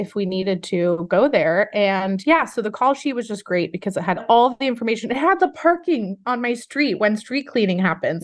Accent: Los Angeles, California, United States; I'm born and raised in Los Angeles, California

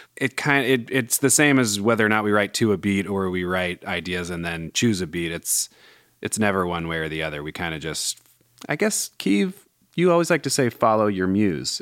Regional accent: Bay Area, California, United States; growing up in the Bay

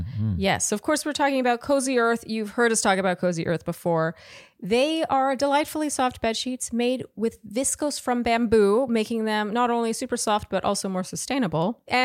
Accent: Montreal, Quebec, Canada; now in San Francisco, United States; I'm a 31-year-old single female living in San Francisco, but I'm from Montreal, Canada.

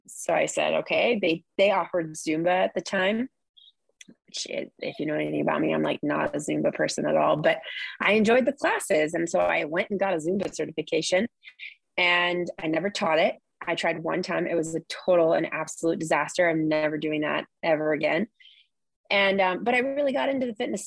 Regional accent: Orange County, California, United States; also born or lived in San Luis Obispo; now in Ventura, United States; I come from Orange County

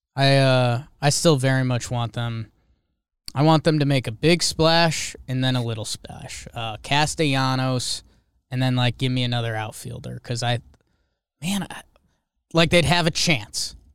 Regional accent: Connecticut, United States; I'm from Connecticut

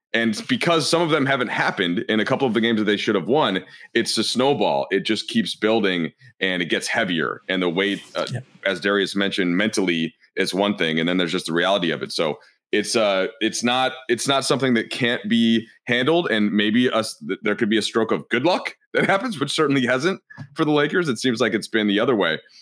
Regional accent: Minnesota, United States; moved away; I'm from Minnesota

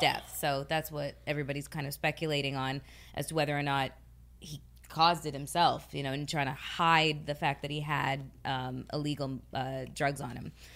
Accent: Canada; moved away; my home country

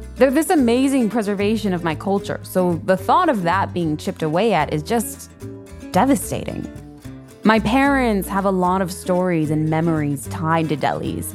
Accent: Chicago, Illinois, United States; I'm from Chicago

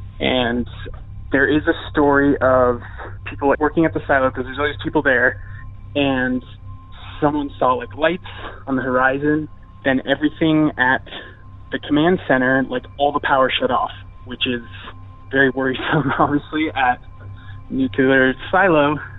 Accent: Montana, United States; now in Central Oregon, United States; I'm calling from Central Oregon, but I'm originally from Montana.

